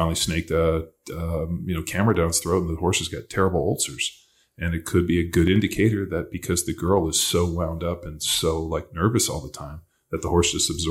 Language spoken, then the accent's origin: English; California, United States; moved away; I grew up in California